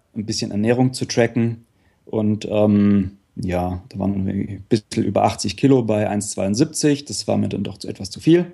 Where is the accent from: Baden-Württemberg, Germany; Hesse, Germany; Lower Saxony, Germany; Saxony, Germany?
Baden-Württemberg, Germany; Upper Swabia; Ich komme aus der Gegend vom Bodensee, im Prinzip leider nicht direkt am See, aber so äh, Oberschwaben, das heißt dann im Prinzip so 20 Kilometer nördlich vom, nördlich vom See